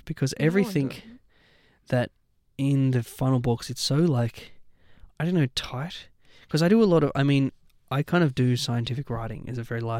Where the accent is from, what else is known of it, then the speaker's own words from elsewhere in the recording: Taree, New South Wales, Australia; moved away; I'm a country boy, so. Whereabouts? I'm from Taree.